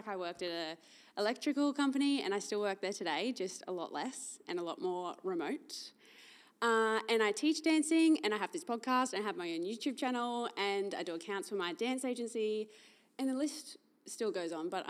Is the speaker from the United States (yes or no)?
no; Cairns, Queensland, Australia; also born or lived in Biloela, Queensland / Rockhampton, Queensland / Gold Coast, Queensland; Born in Billow, lived there till I was 7, then moved to Cairns, lived there till I was 15, then moved to Rocky, lived there till I was 21, went YOLO, I'm going to move to the Gold Coast